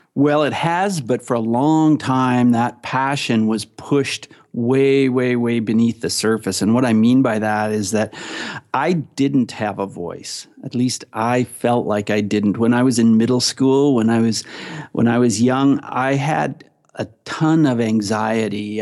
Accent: Ontario, Canada; I am from Canada. I'm from Ontario, Canada.

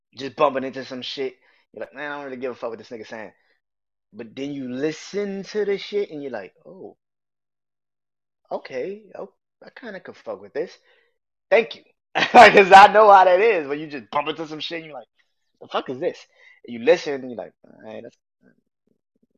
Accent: New Orleans, Louisiana, United States; I'm born and raised in New Orleans

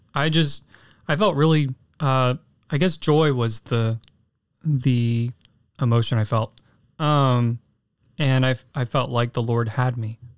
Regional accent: San Antonio, Texas, United States; San Antonio, Texas. Um, born in nineteen ninety

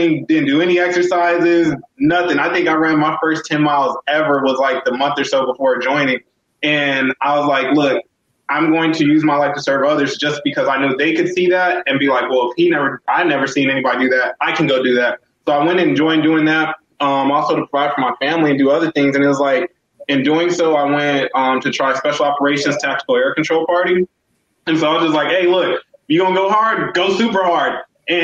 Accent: El Paso, Texas, United States; I'm from El Paso, also known as Sun City. It's in Texas, 915

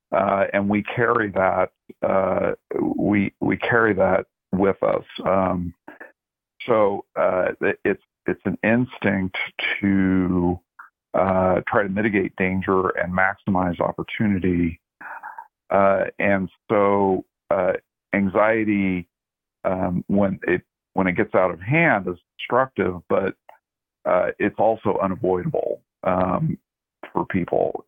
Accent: Oregon, United States; moved away; growing up in Oregon

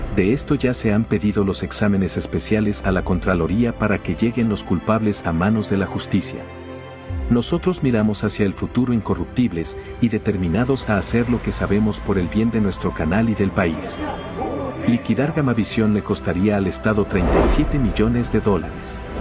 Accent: Ecuador; los ecuatorianos honestos del país

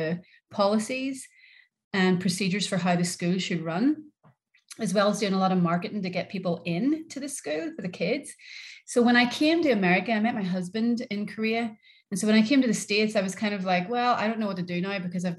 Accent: Northern Ireland, United Kingdom; moved away as an adult; also born or lived in Liverpool, England; I'm from Northern Ireland

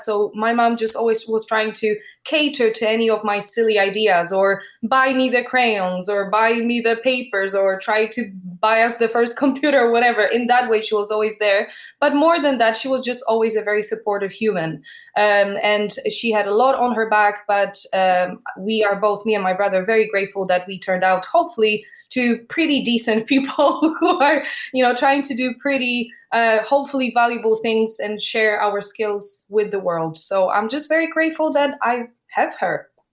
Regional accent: Poland; moved away as an adult; now in London, United Kingdom; I was born in Poland.

